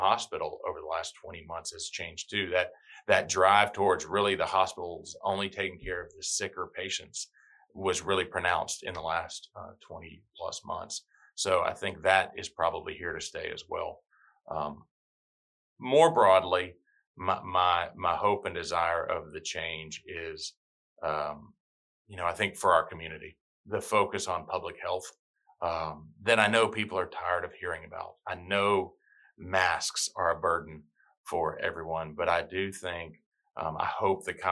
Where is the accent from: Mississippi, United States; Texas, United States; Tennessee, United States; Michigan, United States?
Tennessee, United States; moved away as an adult; also born or lived in Alabama / Birmingham, Alabama; now in Hilton Head Island, United States; I'm born and raised in Tennessee. I'm a Southern boy.